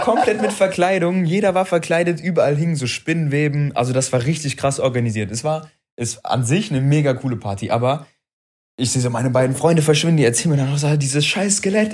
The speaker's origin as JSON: {"language": "German", "town": "Wuppertal", "region": "North Rhine-Westphalia", "country": "Germany", "tie": "born or raised there", "also_born_or_lived": "Frankfurt, Hesse", "said": "ich bin Wuppertaler, aber ich bin nach Wuppertal gezogen im jungen Alter. Und, ähm, dann, also ich war im Grundschulalter und dann hieß es irgendwann, ja, wir ziehen um. Also ich komme aus Frankfurt"}